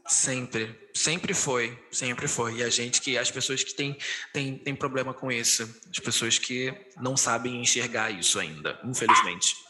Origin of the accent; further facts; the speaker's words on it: Rio de Janeiro, Brazil; eu sou do Rio de Janeiro, a minha realidade aqui é completamente diferente da sua